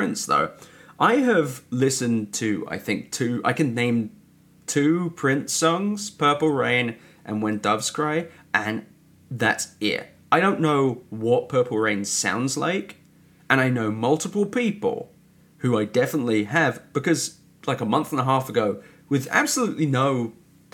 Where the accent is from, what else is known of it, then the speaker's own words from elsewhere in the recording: United Kingdom; I'm British